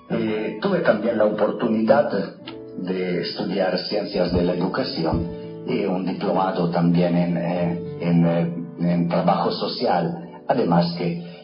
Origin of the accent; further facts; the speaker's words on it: Trento, Trentino-Alto Adige, Italy; moved away; also born or lived in Verona / Rome; Nací en Italia hace 60 años y viví mis primeros años de vida en, eh, cerca de la ciudad de Trento, donde se celebró en el 1500 un famoso concilio ecuménico en el norte de Italia.